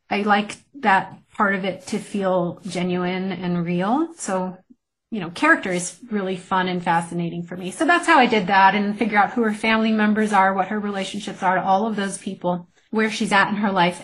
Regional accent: New Mexico, United States; moved away as an adult; it took me 15 years away to realize there's a lot I didn't appreciate about my home state

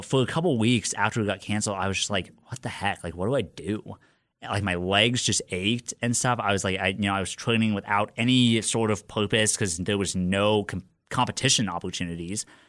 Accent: Lincoln, Nebraska, United States; I was born and raised in Lincoln

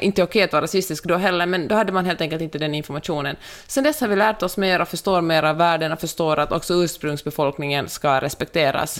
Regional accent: Finland; moved away; also born or lived in Sweden / United States; jag är ju finlandssvensk

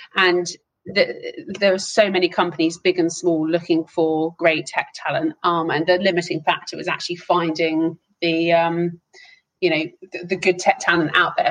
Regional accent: Hertfordshire, East of England, United Kingdom; moved away; also born or lived in Amsterdam; I grew up and I was born in Hertfordshire, but have sort of gone around the houses since then

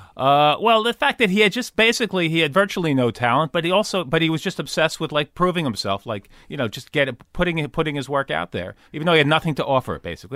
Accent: Long Island, New York, United States; also born or lived in Manhattan, New York; I grew up on, uh, yeah, New York, Long Island. First, f, uh, first eleven, uh, twelve years of my life, Long Island, then Manhattan

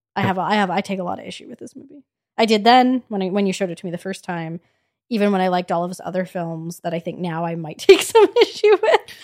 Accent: Edmonton, Alberta, Canada; We're from Edmonton

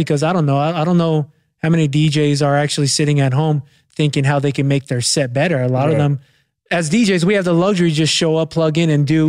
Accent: Los Angeles, California, United States; now in North Hills, Los Angeles, United States; I grew up in Arlington.

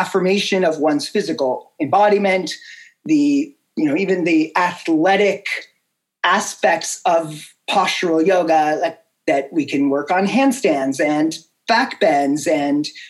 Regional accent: Boulder, Colorado, United States; my hometown of Boulder, Colorado

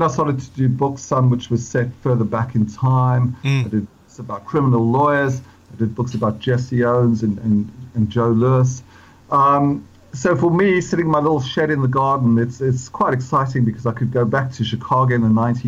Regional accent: Johannesburg, Gauteng, South Africa; born or raised there; moved away as an adult; now in London, United Kingdom

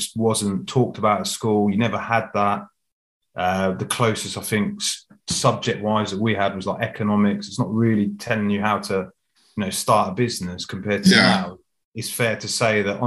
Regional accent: Reading, South East England, United Kingdom; also born or lived in London; I was born in Reading actually. So yeah, just outside London.

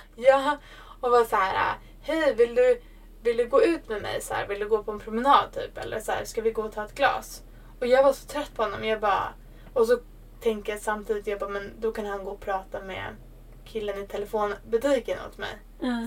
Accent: Sweden; jag är svensk

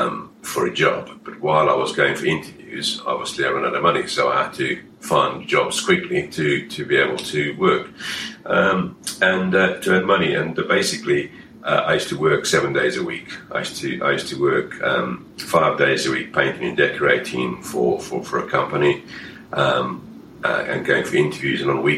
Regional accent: Durban, KwaZulu-Natal, South Africa; also born or lived in Namibia / Zimbabwe; now in United Kingdom; I'm originally from South Africa, so I was born out in Namibia, in Southwest Africa. Lived across in South Africa, in the Durban and Natal area, went and spent a number of years up in Zimbabwe, and then came back down to Johannesburg.

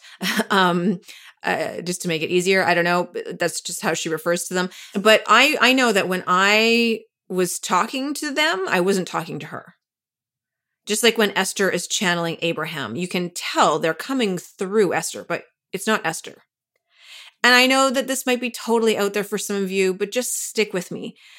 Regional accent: Canada; now in New York, United States; I'm from Canada

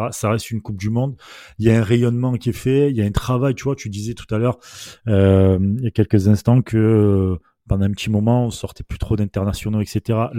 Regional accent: Marseille, Provence-Alpes-Côte d'Azur, France; On est Marseillais avant tout.

